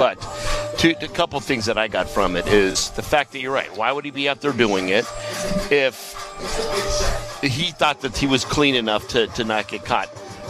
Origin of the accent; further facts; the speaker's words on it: Las Vegas, Nevada, United States; I'm from Vegas, and you start talking to them. And being that it was Long Beach, there was quite a number of people from Las Vegas there, so it was fun.